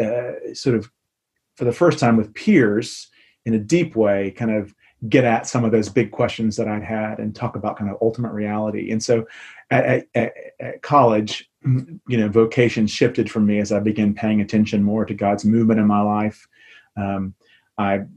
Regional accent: Memphis, Tennessee, United States; moved away as an adult; also born or lived in Chicago / England; now in London, United Kingdom; I'm from Memphis, so I'm a son of the Deep South

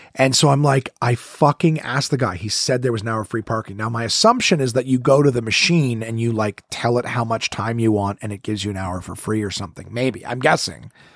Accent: Ontario, Canada; I'm from Ontario, I'm not from here

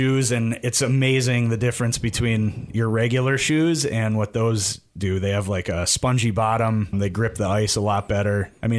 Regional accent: Brookfield, Wisconsin, United States; Yeah, I grew up in just outside of Milwaukee in Brookfield, actually, and I played hockey my whole life through high school and then in men's leagues until moving up here in 2017.

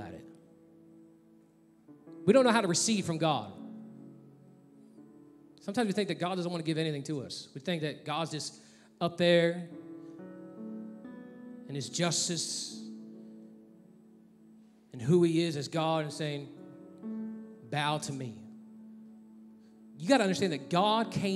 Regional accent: Texas, United States; moved away; I'm from Texas

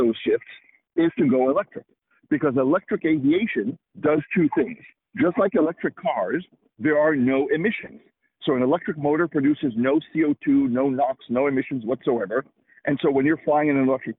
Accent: Israel; moved away as an adult; also born or lived in Washington, United States; now in United States; I'm originally from Israel myself, came here to the U.S. To get my graduate degree at the University of Washington, and that was now 25 years ago

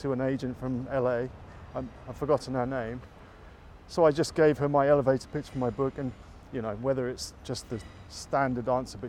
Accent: Lowestoft, East of England, United Kingdom; also born or lived in Korea; now in Norwich, United Kingdom; my hometown of Lowestoft.

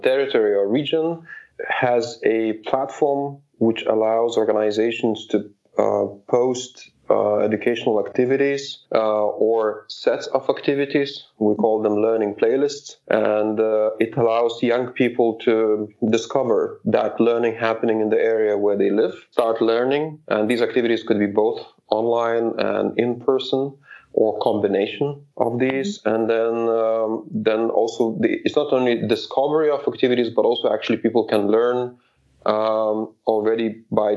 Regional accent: Kuršėnai, Šiauliai County, Lithuania; my hometown, Kuršėnai, where I'm from. It's northwest of Lithuania.

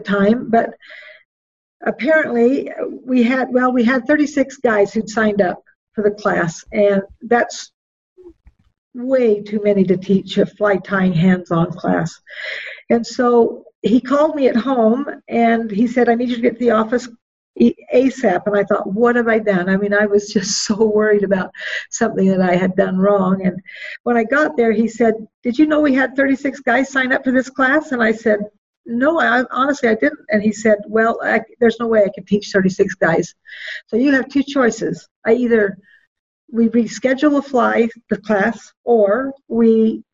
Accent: Roosevelt, Utah, United States; Born and raised in Roseville, Utah.

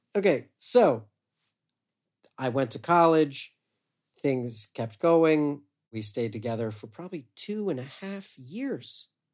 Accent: Westerville, Ohio, United States; I grew up in Westerville, Ohio, suburb of Columbus

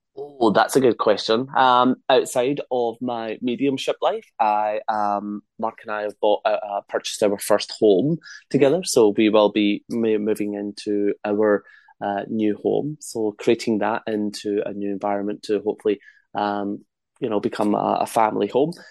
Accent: Scotland, United Kingdom; accent: Scottish; my Scottish accent

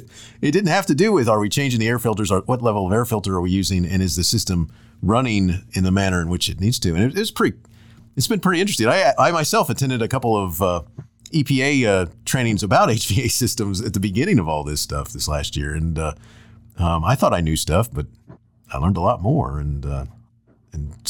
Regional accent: Florida, United States; I grew up in Florida, and I went to high schools that didn't even have them

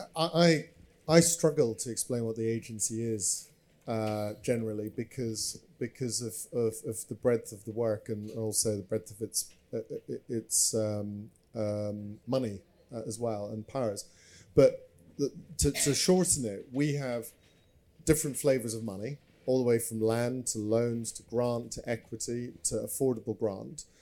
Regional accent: Scotland, United Kingdom; I'm from Scotland

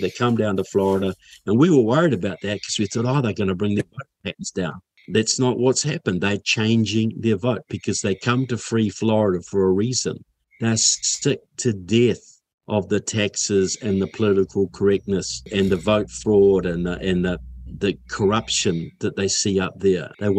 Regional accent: Kaiapoi, Canterbury, New Zealand; now in United States; I grew up in Kaiapoi. Norman Kirk was our mayor once, you know.

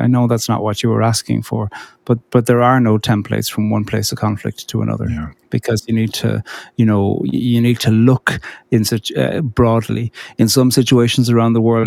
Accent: Cork, Munster, Ireland; I grew up in Cork on the very south coast.

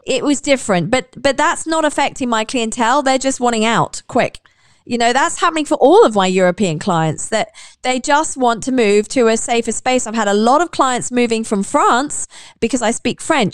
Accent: United Kingdom; now in United Arab Emirates; I'm British

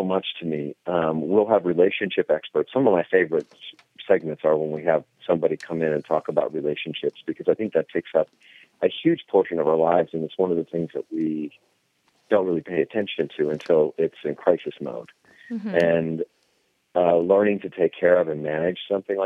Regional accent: Iowa, United States; I grew up on corn because I grew up in Iowa

